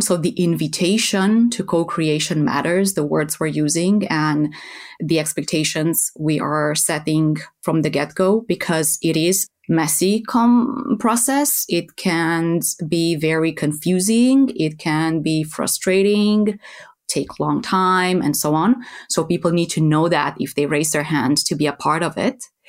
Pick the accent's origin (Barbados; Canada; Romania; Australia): Romania; moved away as an adult; now in Netherlands; I am originally from Romania, from Eastern Europe